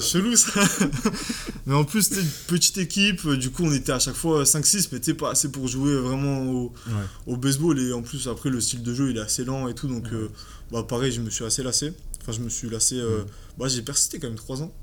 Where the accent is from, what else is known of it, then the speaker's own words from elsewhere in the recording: Aix-en-Provence, Provence-Alpes-Côte d'Azur, France; je viens d'Aix